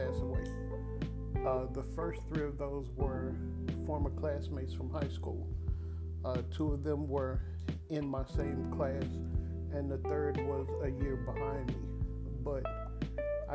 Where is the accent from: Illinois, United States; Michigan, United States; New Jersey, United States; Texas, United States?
Texas, United States; Dallas; also born or lived in Mesquite, Texas / Houston, Texas; when I moved from Dallas to Mesquite